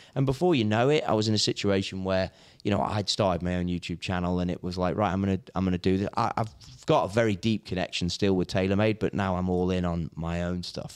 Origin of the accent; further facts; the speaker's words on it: Hoylake, North West England, United Kingdom; moved away as an adult; also born or lived in The Belfry, Warwickshire; I'm from the Wirral, so I grew up in Hoylake.